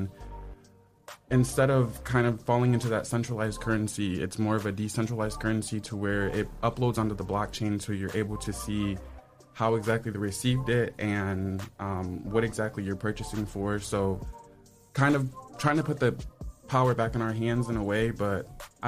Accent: Toledo, Ohio, United States; I'm from East Toledo. Yep, born and raised

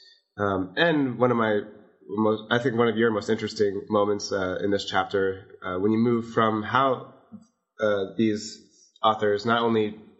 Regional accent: Las Vegas, Nevada, United States; It makes it really special compared to like where I grew up in Las Vegas

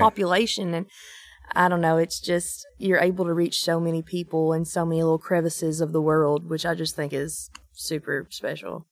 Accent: Eastern Kentucky, United States; moved away as an adult; now in Nashville, United States; I'm from Eastern Kentucky

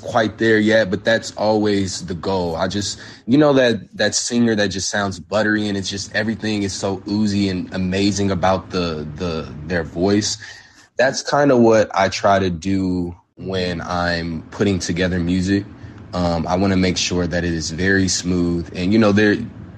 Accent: South Bend, Indiana, United States; now in Chicago, United States; I'm from Indiana, which is a small city, not too far from Chicago. But where I'm from is actually very different. South Bend, Indiana

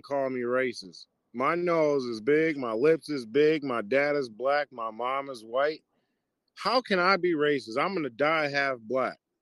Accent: Milwaukee, Wisconsin, United States; moved away; I'm originally from Milwaukee

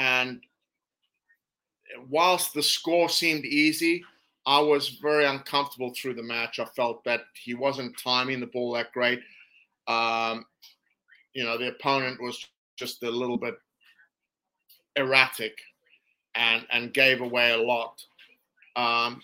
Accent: South Africa; as a South African

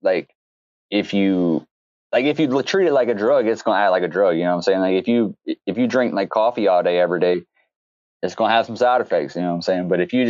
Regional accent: the South, United States; because I grew up in the South

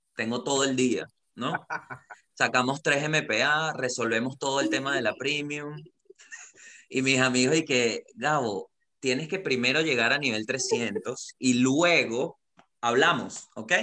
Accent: Venezuela; moved away as an adult; now in Santiago, Chile; soy comediante de Venezuela

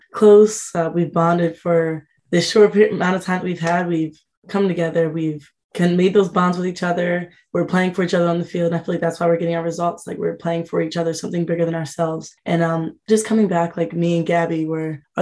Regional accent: New Jersey, United States; to be home and being able to have all family come

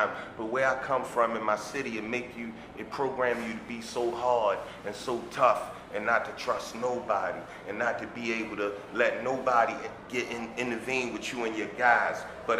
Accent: Baltimore, Maryland, United States; I come from Baltimore, Maryland, West Baltimore, Park Heights area.

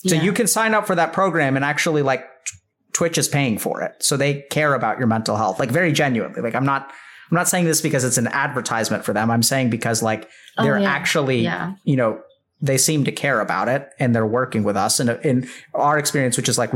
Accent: India; I'm Indian

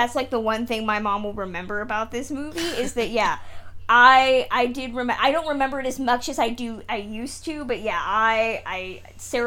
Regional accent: California, United States; I'm from California

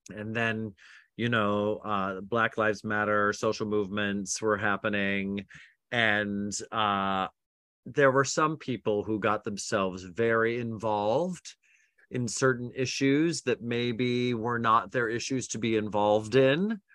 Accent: Utah, United States; I grew up Mormon in Utah

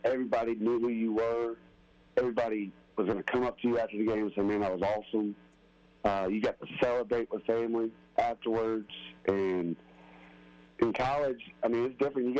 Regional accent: Spanish Fort, Alabama, United States; growing up in Spanish Fort is what built me

